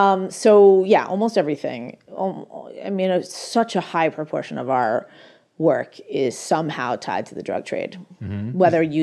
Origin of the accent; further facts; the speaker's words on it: United States; I'm American. I actually come from a wealthy family that is also very liberal